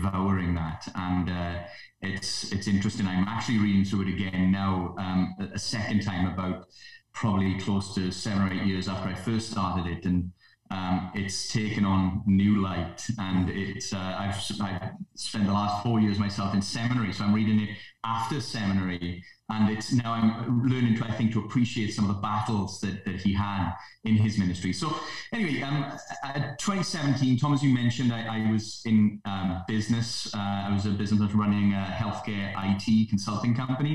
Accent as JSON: {"language": "English", "town": "Port Talbot", "region": "Wales", "country": "United Kingdom", "tie": "born or raised there", "said": "I was born and raised in the Port Talbot, the place where Dr. Lloyd-Jones first ministered"}